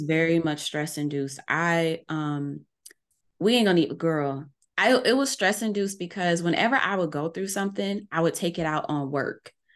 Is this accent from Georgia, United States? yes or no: no; New Orleans, Louisiana, United States; I'm from New Orleans.